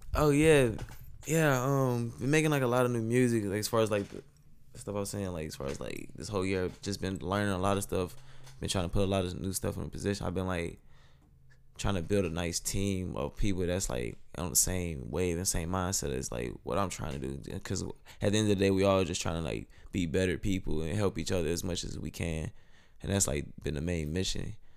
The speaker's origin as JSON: {"language": "English", "town": "Monroe", "region": "Louisiana", "country": "United States", "tie": "born or raised there", "moved": "as an adult", "lives_now": "San Antonio, United States", "said": "originally I'm from Monroe, Louisiana. North Monroe, Louisiana, to be exact"}